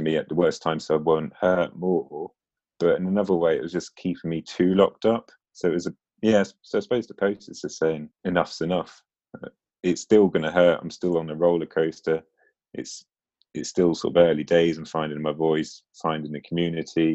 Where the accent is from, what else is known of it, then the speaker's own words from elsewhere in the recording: Norfolk, East of England, United Kingdom; now in Lancaster, United Kingdom; I grew up in Norfolk. So, I'm now in Lancaster